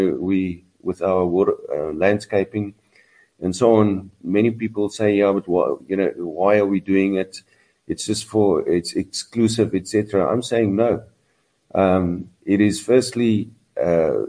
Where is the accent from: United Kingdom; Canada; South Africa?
South Africa; I'm from South Africa.